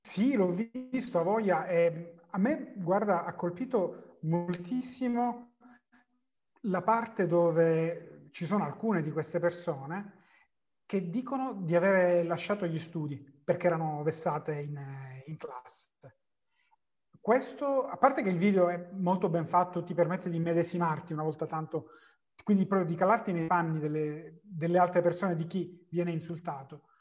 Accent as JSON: {"language": "Italian", "area": "the South", "region": "Southern Italy", "country": "Italy", "said": "sono del Sud"}